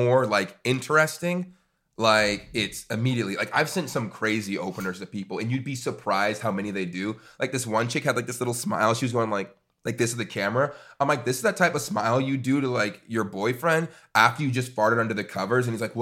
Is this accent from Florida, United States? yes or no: yes; Jacksonville, Florida, United States; I grew up in Florida. I grew up in Jacksonville, Florida